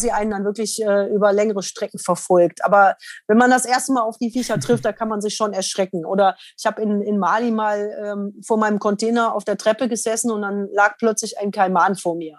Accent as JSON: {"language": "German", "country": "Germany", "said": "als Deutscher"}